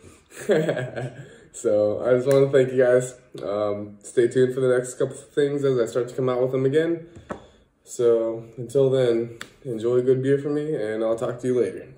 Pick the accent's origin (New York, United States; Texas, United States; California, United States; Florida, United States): California, United States; moved away as an adult; now in Netherlands; to go see my family out back in California